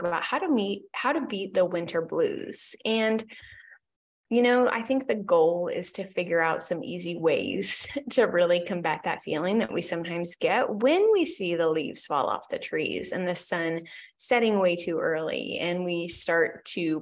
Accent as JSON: {"language": "English", "region": "Indiana", "country": "United States", "tie": "born or raised there", "also_born_or_lived": "Illinois / Wisconsin / South Dakota / Tucson, Arizona", "moved": "as an adult", "lives_now": "Phoenix, United States", "said": "born and raised in Indiana"}